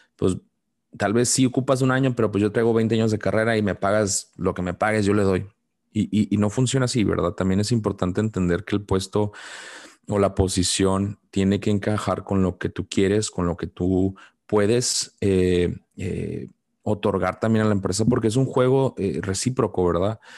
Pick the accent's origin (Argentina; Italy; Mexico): Mexico; como mexicano